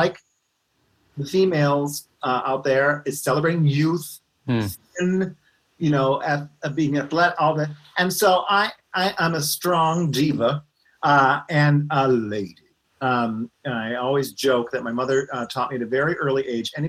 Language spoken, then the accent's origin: English; Scranton, Pennsylvania, United States; I grew up in Scranton, Pennsylvania